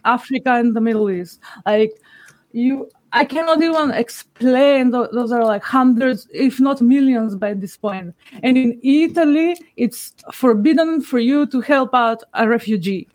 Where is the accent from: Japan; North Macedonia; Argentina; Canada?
North Macedonia; I'm from Macedonia